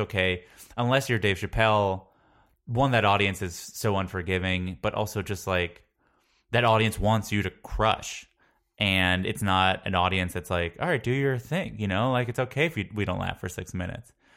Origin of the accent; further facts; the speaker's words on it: Long Island, New York, United States; also born or lived in Queens, New York; I'm from Long Island. I'm from uh, South Shore of Nassau County.